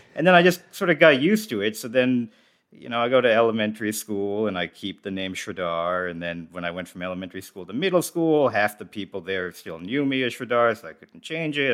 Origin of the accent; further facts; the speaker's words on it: suburban New Jersey, United States; I grew up in New Jersey